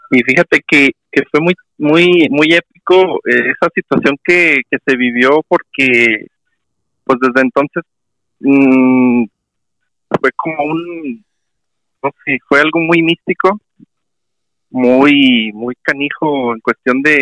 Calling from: Guadalajara, Jalisco, Mexico; de Guadalajara, Jalisco.

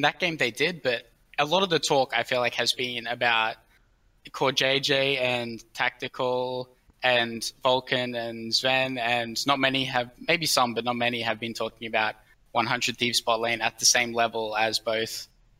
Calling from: Brisbane, Queensland, Australia; Brisbane, Australia.

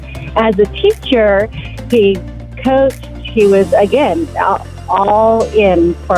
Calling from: Winslow, Arizona, United States; I'm calling from Winslow, Arizona.

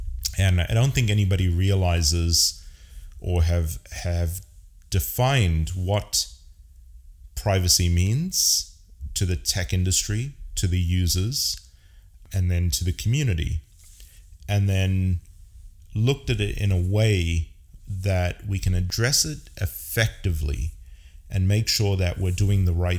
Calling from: San Francisco, California, United States; I am casting from San Francisco, California.

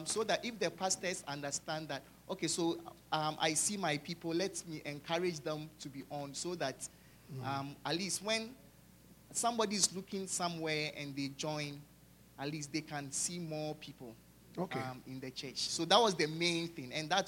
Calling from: St. Louis, Missouri, United States; from St. Louis, Missouri.

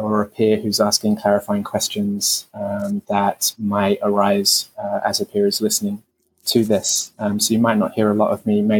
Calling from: Melbourne, Victoria, Australia; I'm calling in from Nam, otherwise known as Melbourne, from so-called Australia

